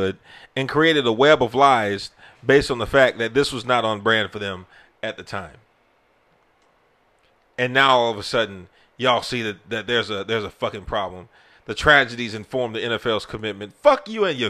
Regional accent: United States; as an American

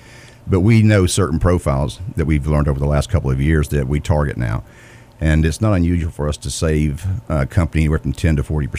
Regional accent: Northeast Arkansas, United States; now in Georgia, United States; Northeast Arkansas, Martree, Arkansas.

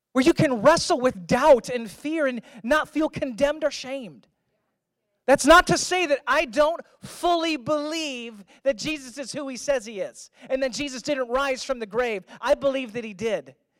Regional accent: Missouri, United States; I'm from Missouri.

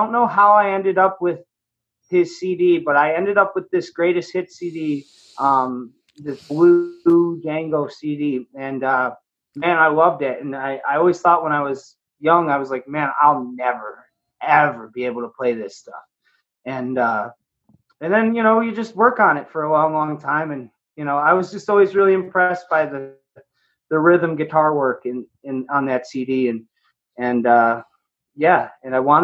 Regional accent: Hunt, New York, United States; I'm from Hunt, New York. Yes, I am. It's south of Mount Morris in Geneseo.

